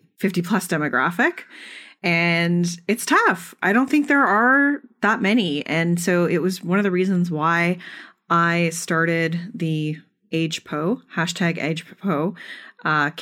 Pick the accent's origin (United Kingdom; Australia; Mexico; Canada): Canada; I'm Canadian